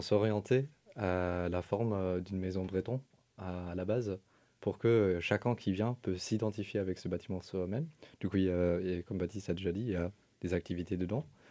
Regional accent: Germany; French is a second language; now in Rennes, France; je viens de l'Allemagne

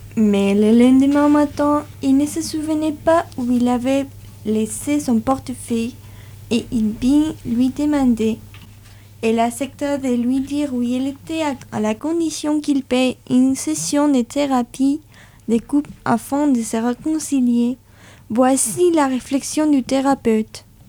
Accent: Spain; French is a second language; now in France; chez moi en Espagne, j'ai participé à certains ateliers alors j'ai décidé d'améliorer mon français grâce à l'écriture

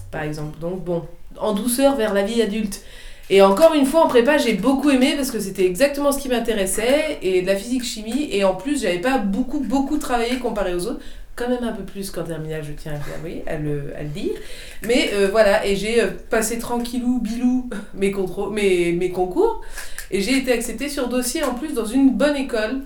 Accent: Saint-Père-en-Retz, Pays de la Loire, France; d'où est-ce que je viens Pornic.

